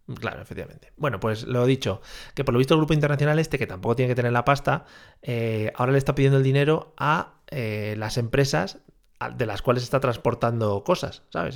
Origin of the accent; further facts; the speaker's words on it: Spain; los españoles somos toreros